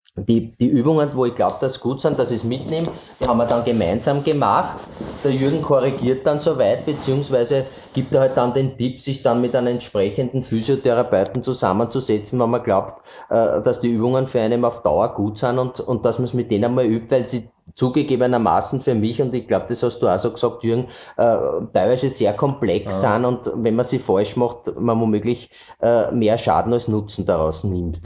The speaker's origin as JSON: {"language": "German", "region": "Eastern Austria", "country": "Austria", "said": "bei uns im Osten"}